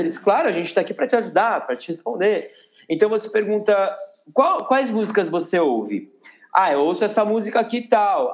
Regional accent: Campinas, São Paulo, Brazil; moved away as an adult; now in São Paulo, Brazil; eu sou de Campinas do interior

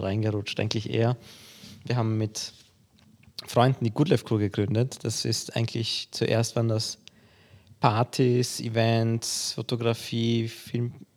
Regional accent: Vienna, Austria; also born or lived in Poland; Ich bin in Polen geboren, bin mit vier Jahren, vier, fünf Jahren nach Wien gezogen und habe hier die Schule besucht

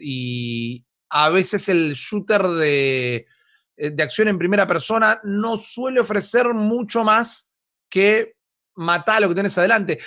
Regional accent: Argentina; nosotros como argentinos

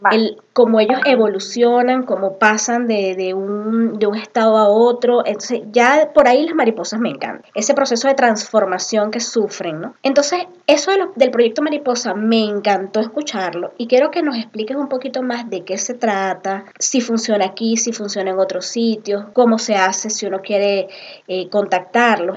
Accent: Venezuela; moved away as an adult; now in Peru; yo tengo un poco más de tres años en el Perú, ambas somos venezolanas

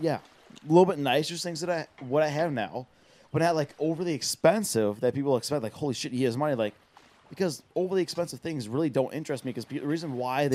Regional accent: Wisconsin, United States; We're from Wisconsin.

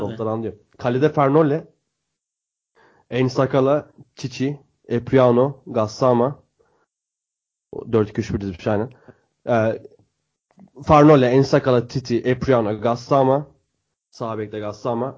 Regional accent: Bursa, Turkey; Biz de Bursalıyız.

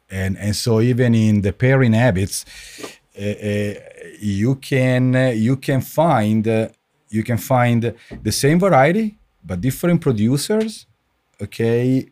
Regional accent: Italy; moved away as an adult; I grew up in Italy. I finished my study in in Italy. I worked in Italy

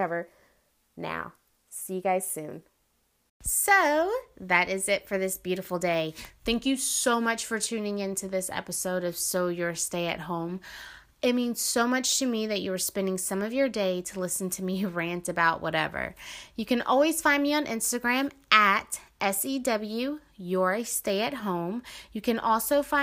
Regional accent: United States; I, as an American citizen

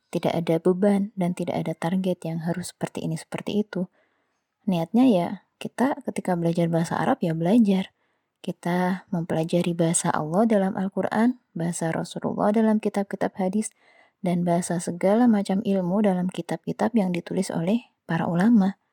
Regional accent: Java, Indonesia; Saya pernah merasakan belajar bahasa Jawa di pelajaran sekolah, tentu karena saya orang Jawa.

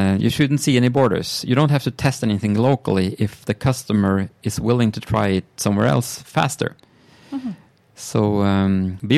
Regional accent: Sweden; I'm from Sweden.

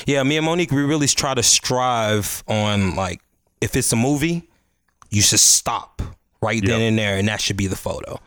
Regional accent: Chicago, Illinois, United States; I'm from the Chicago, South Side of Chicago, Chatham

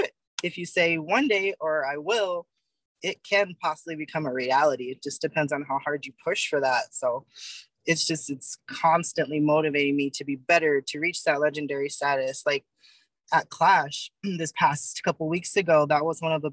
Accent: Fontana, California, United States; growing up in Fontana, my grandmother and my grandfather actually built a house there when I was 4 years old. So I spent all of my high school, junior high, elementary, was around Fontana, San Bernardino, Riverside

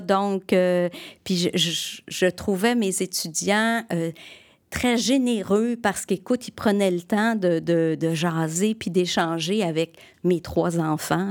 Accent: Chambly, Quebec, Canada; also born or lived in Sherbrooke, Quebec; je suis née à Sherbrooke

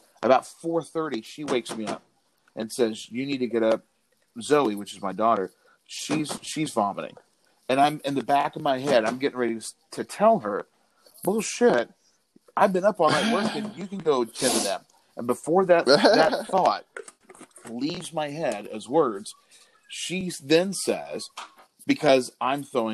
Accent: Corpus Christi, Texas, United States; I'm from Corpus

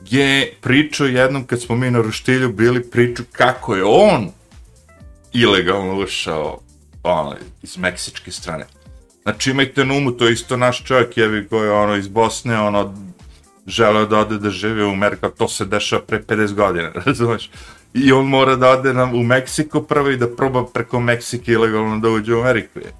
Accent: Smederevo, Podunavlje District, Serbia; moved away as an adult; also born or lived in New Jersey / New York; ona je bila kod nas, u Smedrevu neko vreme, nekoliko mjeseci

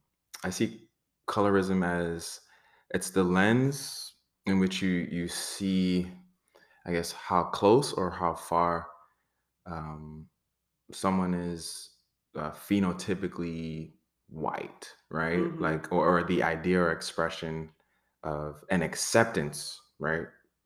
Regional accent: Florida, United States; also born or lived in Brooklyn, New York; Born in Brooklyn, New York, family's Trinidadian, kind of grew up in South Florida.

